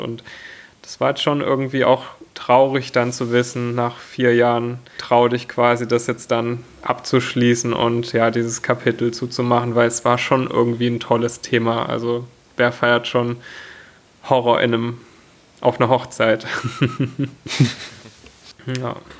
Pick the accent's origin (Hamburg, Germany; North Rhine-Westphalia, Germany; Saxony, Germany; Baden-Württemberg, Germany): Baden-Württemberg, Germany; near Stuttgart; Ich äh, komme aus der Nähe von Stuttgart